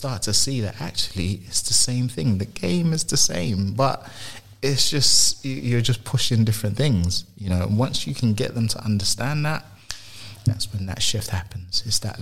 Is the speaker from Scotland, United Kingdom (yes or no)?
no; London, United Kingdom; So I moved from South London, from North London to South London